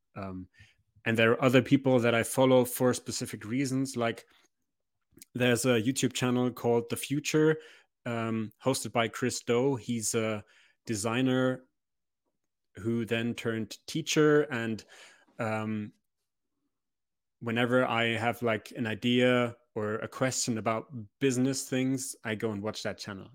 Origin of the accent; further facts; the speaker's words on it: Memmingen, Bavaria, Germany; now in Munich, Germany; I was born in Memmingen.